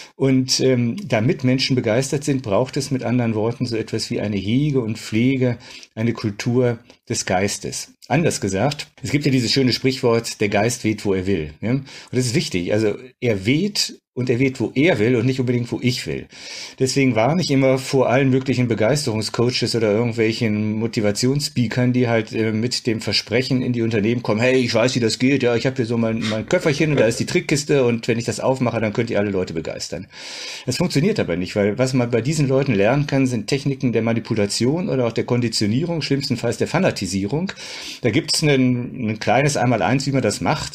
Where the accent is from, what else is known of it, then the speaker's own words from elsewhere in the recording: Düsseldorf, North Rhine-Westphalia, Germany; ich bin im Düsseldorfer Süden groß geworden